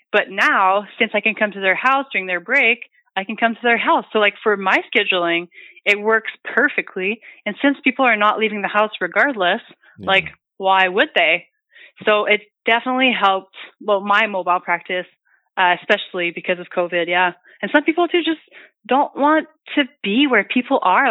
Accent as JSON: {"language": "English", "town": "Hearst", "region": "Ontario", "country": "Canada", "moved": "yes", "said": "I'm from Northern Ontario. I'm from Hearst."}